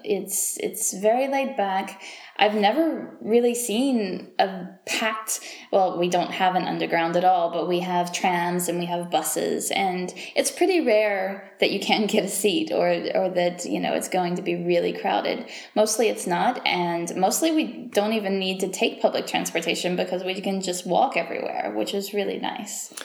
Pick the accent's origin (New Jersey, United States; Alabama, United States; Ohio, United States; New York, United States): Alabama, United States; Mobile; moved away as an adult; now in Geneva, Switzerland; my hometown of Mobile, Alabama